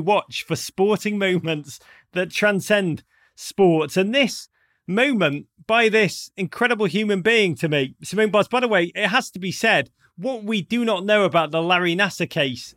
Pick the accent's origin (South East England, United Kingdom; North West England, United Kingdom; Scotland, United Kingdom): North West England, United Kingdom; Liverpool; accent: Scouse; moved away; growing up in Liverpool